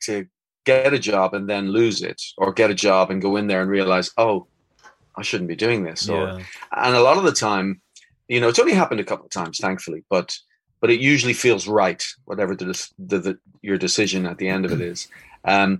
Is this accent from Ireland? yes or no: yes; Dublin, Leinster, Ireland; now in Spain; I'm from Dublin